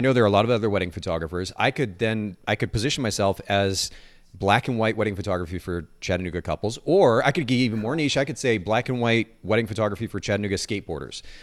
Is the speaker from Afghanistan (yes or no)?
no; Japan; moved away; I grew up in Japan